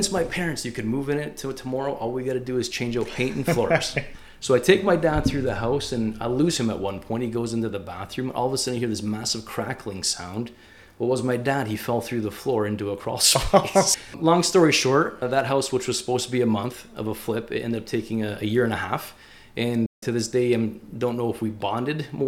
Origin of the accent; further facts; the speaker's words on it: Leamington, Ontario, Canada; Grew up in Leamington, Ontario.